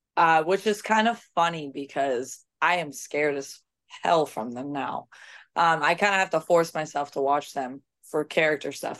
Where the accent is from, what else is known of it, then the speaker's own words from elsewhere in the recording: United States; I was American